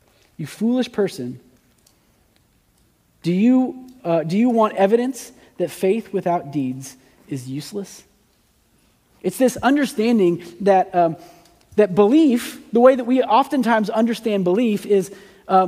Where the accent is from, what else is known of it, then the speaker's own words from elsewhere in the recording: United States; as an American